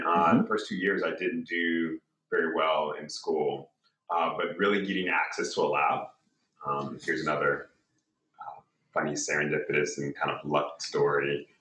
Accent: Compton, California, United States; now in San Diego, United States; I grew up in South Central LA, as you just mentioned, Compton, California

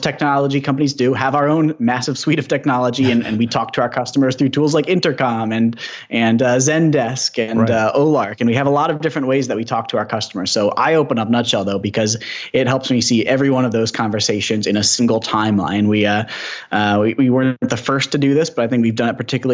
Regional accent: Ann Arbor, Michigan, United States; I'm from Ann Arbor here

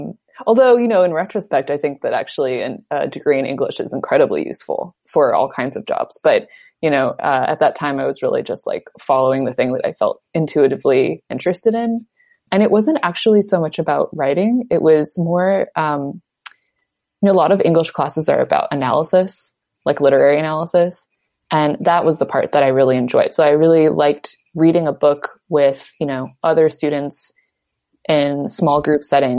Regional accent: Bay Area, California, United States; I grew up in the Bay Area

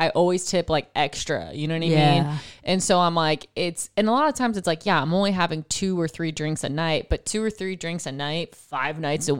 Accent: East Coast, United States; I love lacrosse because I'm from East Coast. If you're East Coast, you know lacrosse is what's up.

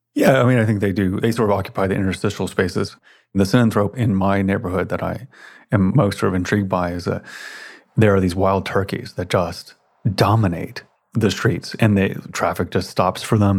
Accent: Memphis, Tennessee, United States; moved away; I spent a lot of time growing up in Memphis, Tennessee

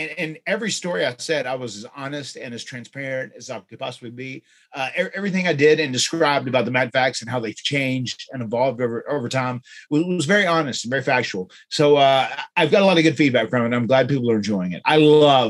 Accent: North Carolina, United States; I obviously was born and raised in North Carolina

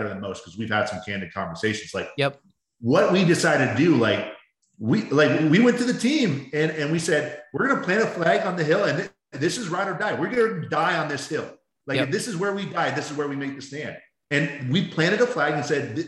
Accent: Baltimore, Maryland, United States; now in Arizona, United States; I grew up in Baltimore

